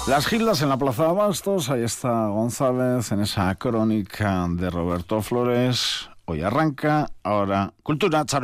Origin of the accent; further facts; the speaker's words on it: Senegal; now in Vitoria, Spain; Yo soy de Senegal.